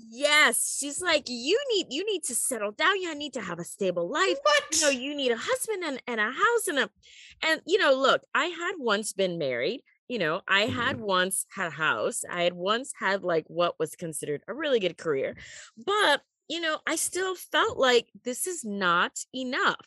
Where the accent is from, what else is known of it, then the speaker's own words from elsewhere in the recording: United States; moved away; also born or lived in Beijing, China; I'm an American